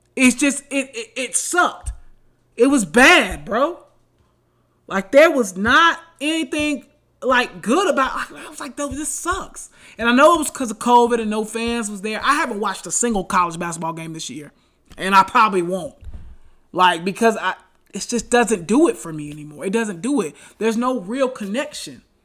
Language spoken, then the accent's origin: English; Charlotte, North Carolina, United States; I grew up in Charlotte, North Carolina.